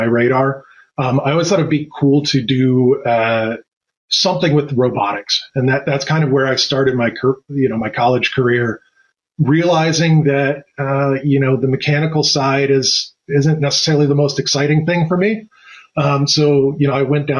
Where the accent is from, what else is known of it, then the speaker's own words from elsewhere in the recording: St. Petersburg, Florida, United States; moved away as an adult; also born or lived in Tampa, Florida / Louisiana; now in Ohio, United States; I was born in St. Petersburg, Florida, cool town right near the beach, near the water